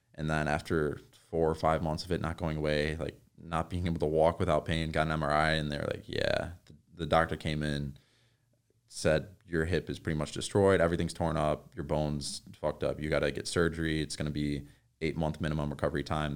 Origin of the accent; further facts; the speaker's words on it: New York, United States; now in Woodland Hills, United States; I'm from New York